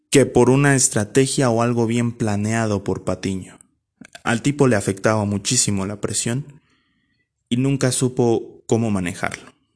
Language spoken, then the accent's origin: Spanish; Ciudad Nezahualcóyotl, State of Mexico, Mexico; yo soy originario de Ciudad Neza.